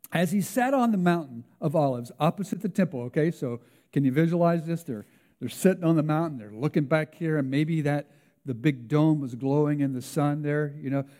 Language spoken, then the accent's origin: English; United States; now in Canada; my home country